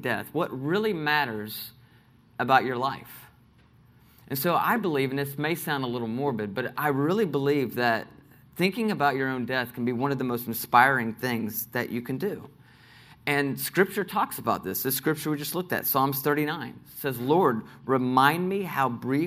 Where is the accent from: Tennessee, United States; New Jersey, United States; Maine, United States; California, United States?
Tennessee, United States; Nashville; I grew up here in Nashville